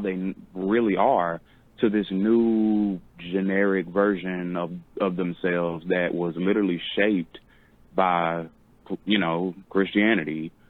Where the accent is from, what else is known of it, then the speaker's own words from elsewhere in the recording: Texas, United States; I'm from Texas